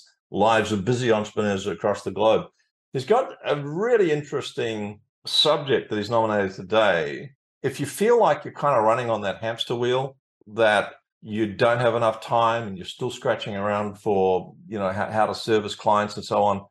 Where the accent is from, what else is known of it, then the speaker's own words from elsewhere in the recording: Australia; also born or lived in Sunshine Coast, Queensland; fellow Aussie